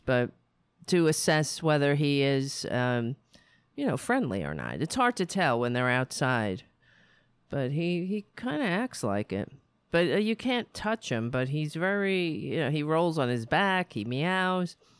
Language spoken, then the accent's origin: English; United States; Being an American